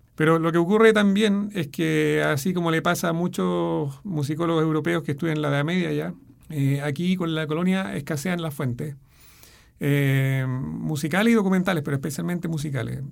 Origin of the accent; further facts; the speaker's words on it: Chile; soy el primer chileno en publicar en ese editorial